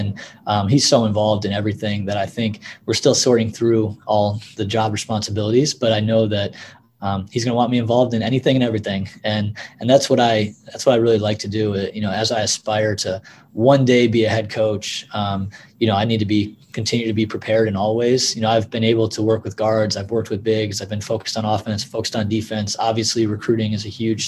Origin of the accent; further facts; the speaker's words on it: Buffalo, New York, United States; moved away; I grew up in Buffalo